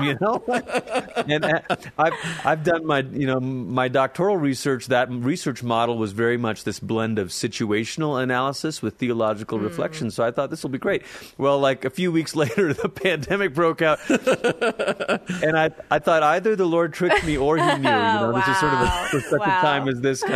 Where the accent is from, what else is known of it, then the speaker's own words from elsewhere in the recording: Malaysia; now in Colorado Springs, United States; I'm originally from Malaysia. It's where I grew up. I lived there most of my childhood